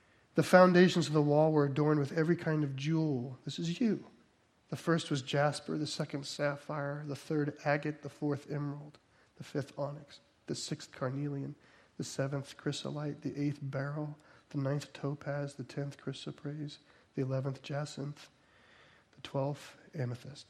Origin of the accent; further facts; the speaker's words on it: New Jersey, United States; I'm from New Jersey.